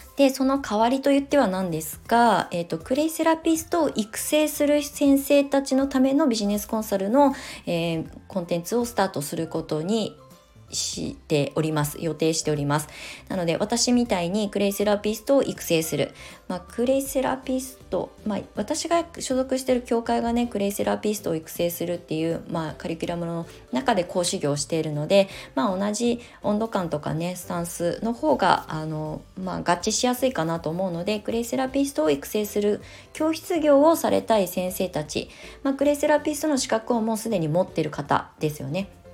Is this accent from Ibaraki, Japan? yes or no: yes; Kasama, Ibaraki, Japan; moved away as an adult; 茨城県笠間市内で、まあ、両親が新たに建てるあの隠居あの私が生まれ育った実家はすごく山奥なんですけど